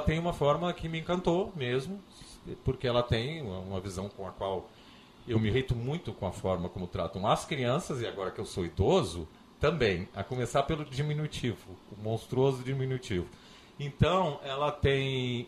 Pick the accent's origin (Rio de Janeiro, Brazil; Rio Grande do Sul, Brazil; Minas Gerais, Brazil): Rio Grande do Sul, Brazil; Porto Alegre; moved away as an adult; also born or lived in Vacaria; now in Florianópolis, Brazil; Eu sou, eu nasci em Vacaria, mas com três meses de idade vim para cá. Então eu sou um porto-alegrense